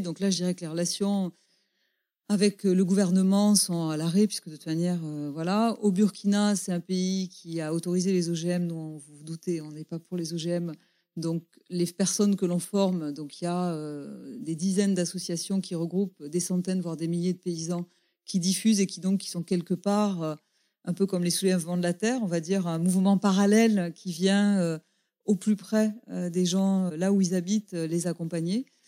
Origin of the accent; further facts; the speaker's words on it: Gers, Occitania, France; je me souviens dans mon enfance dans le Gers, euh, être fils de paysan